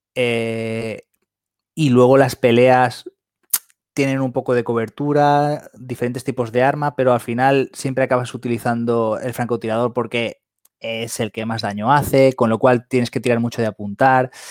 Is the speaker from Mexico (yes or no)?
no; Valencia, Valencian Community, Spain; aquí en Valencia, que aquí la mayoría del programa somos de Valencia